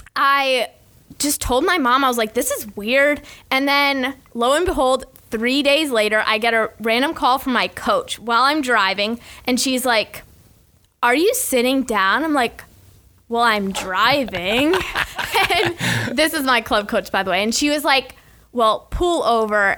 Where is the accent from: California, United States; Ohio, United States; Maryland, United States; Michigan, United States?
Michigan, United States; Ann Arbor; moved away as an adult; now in Gainesville, United States; my growing up days in Ann Arbor, Michigan